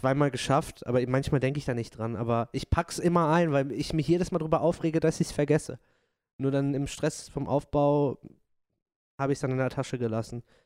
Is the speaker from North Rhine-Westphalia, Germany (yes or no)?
yes; Dortmund, North Rhine-Westphalia, Germany; ich komme aus Dortmund, ich bin Dortmunder Pottjunge